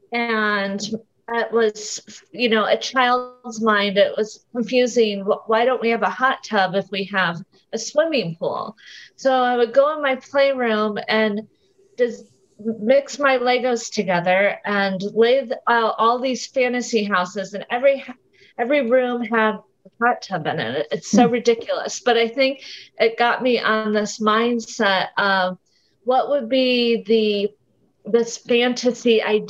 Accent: Rockford, Illinois, United States; also born or lived in Italy; now in San Diego, United States; as a child, I grew up in Rockford, Illinois

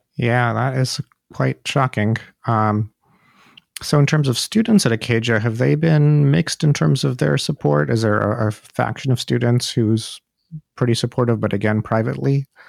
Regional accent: India; moved away as an adult; now in United States; I'm from India myself, and I left India

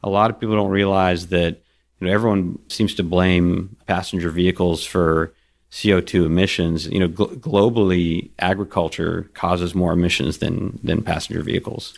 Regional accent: Kuwait; moved away; I was born in Kuwait

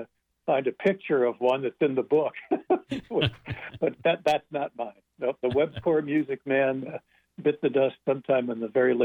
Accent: Euclid, Ohio, United States; I grew up in Euclid

